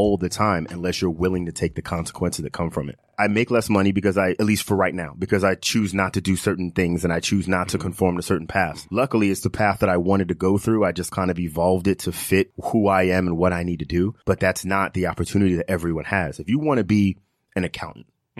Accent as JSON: {"language": "English", "area": "Long Island", "region": "New York", "country": "United States", "tie": "born or raised there", "said": "I grew up, you know, in the suburbs with both my parents"}